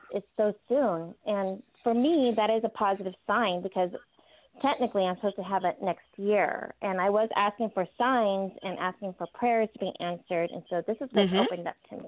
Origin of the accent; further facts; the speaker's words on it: Alaska, United States; now in Washington, United States; I'm from Alaska, but I'm living down here in Washington